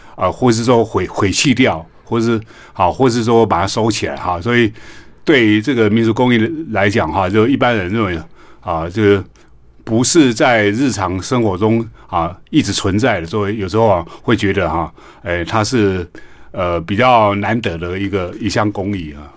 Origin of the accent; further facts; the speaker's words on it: Taiwan; 像我们台湾哈